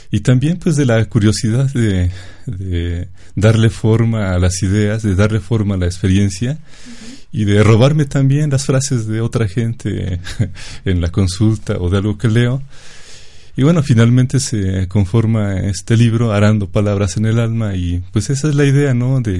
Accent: Chachapa, Puebla, Mexico; yo soy de Chachapa

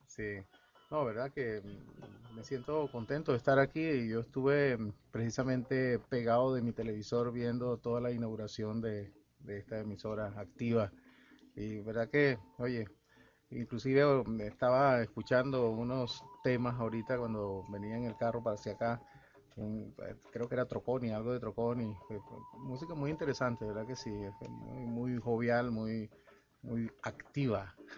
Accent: El Salvador; moved away as an adult; now in Venezuela; Yo vengo del El Salvador, nací en El Salvador, llegué aquí en plena juventud a los 24 años

